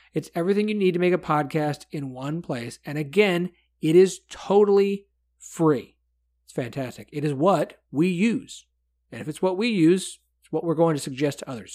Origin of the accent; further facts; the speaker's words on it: United States; as an American, as a white male